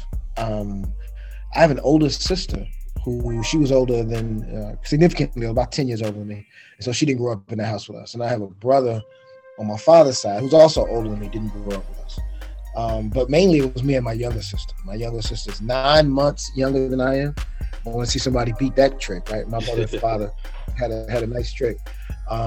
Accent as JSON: {"language": "English", "town": "Chicago", "region": "Illinois", "country": "United States", "tie": "born or raised there", "moved": "as an adult", "said": "I am originally from Chicago, Illinois. I'm born and raised on the south side of Chicago"}